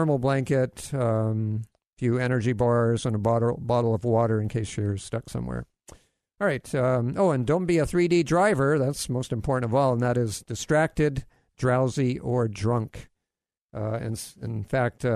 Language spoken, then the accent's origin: English; Hawaii, United States; I grew up in Hawaii